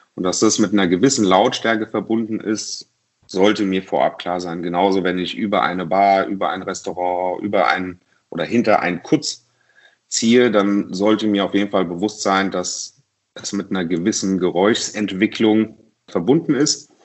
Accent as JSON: {"language": "German", "town": "Mainz", "region": "Rhineland-Palatinate", "country": "Germany", "tie": "born or raised there", "said": "in meiner Heimatstadt Mainz"}